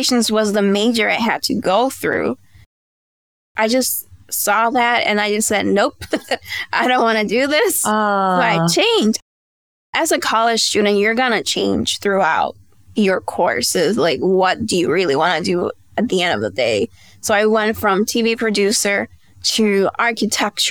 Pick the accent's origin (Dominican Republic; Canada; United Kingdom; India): Dominican Republic; moved away as an adult; now in United States; my parents are Dominican, and I was raised in the Dominican Republic, and I was there until I was 18, and then I moved back here to the States